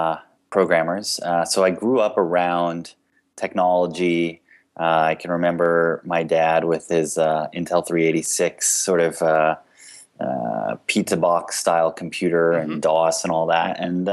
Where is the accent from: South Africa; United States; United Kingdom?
United States; Connecticut; also born or lived in Miami; now in San Francisco, United States; so I am a transplant from Connecticut and Miami. I'm in San Francisco now